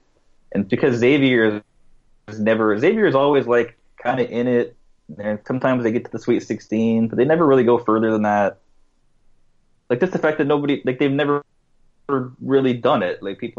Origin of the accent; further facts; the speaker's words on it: Portland, Oregon, United States; my hometown Portland Trailblazers.